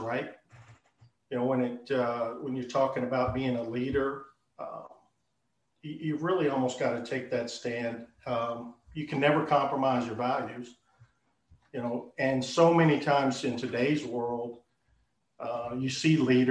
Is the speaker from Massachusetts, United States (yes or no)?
no; Texas, United States; moved away as an adult; I'm born and raised in Texas. I lived various locations throughout Texas.